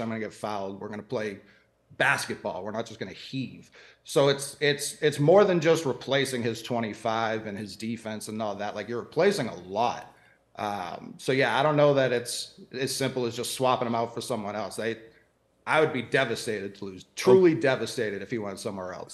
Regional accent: Boston, Massachusetts, United States; I'm from Boston.

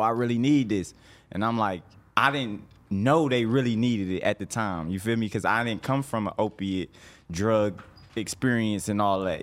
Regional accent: Detroit, Michigan, United States; moved away as an adult; now in Atlanta, United States; I'm from Detroit originally

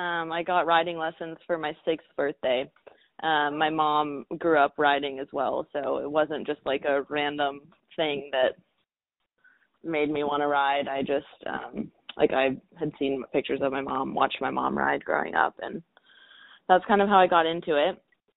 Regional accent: Oklahoma, United States; And I was English and I rode hunter jumpers, which was not very common in Oklahoma.

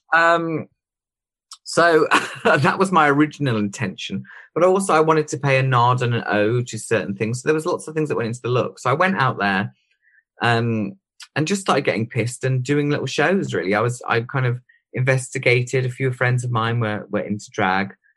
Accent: Droitwich, West Midlands, United Kingdom; also born or lived in Worcester; Droit, which was just my hometown where my parents live

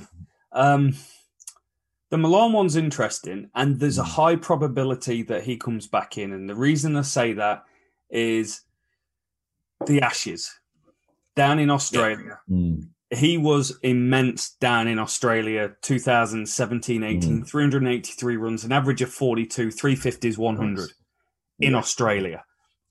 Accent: England, United Kingdom; moved away as an adult; now in New Zealand; I'm English

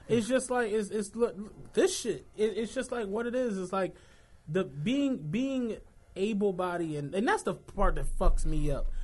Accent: St. Louis, Missouri, United States; I'm from Penrose, like the Eastwood Commandos

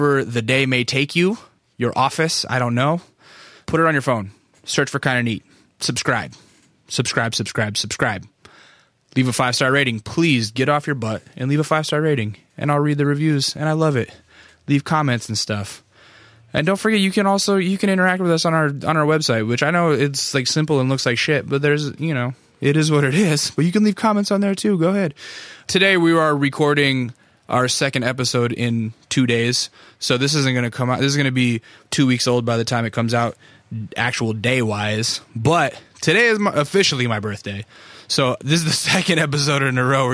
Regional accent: North Pole, Alaska, United States; moved away as an adult; also born or lived in Fairbanks; now in California, United States; When you're raised up there

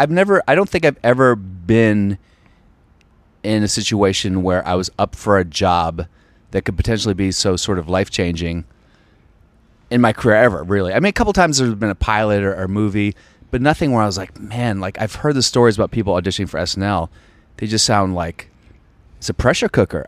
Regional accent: Alexandria, Virginia, United States; I'm from Virginia, outside D C.

